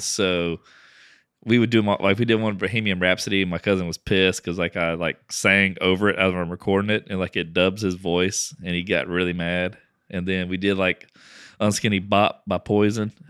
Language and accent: English; Lake Charles, Louisiana, United States; moved away; I grew up in Lake Charles